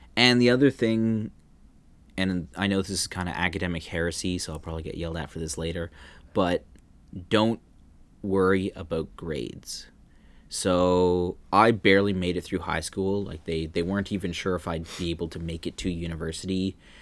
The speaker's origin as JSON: {"language": "English", "country": "Canada", "tie": "born or raised there", "moved": "as an adult", "lives_now": "Netherlands", "said": "growing up in Canada, you knew Toronto was a five-hour drive"}